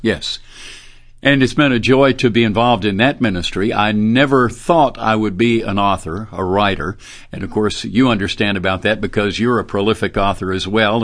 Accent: Birmingham, Alabama, United States; also born or lived in Dallas; I grew up in Birmingham, right here in the city where Beeson is and where Southeastern is

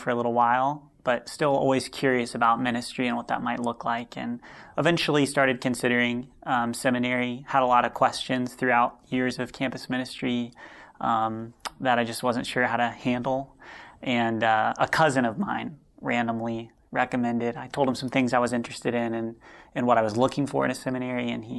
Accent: Ohio, United States; I ended up going to school in Columbus, Ohio. I'm from Ohio

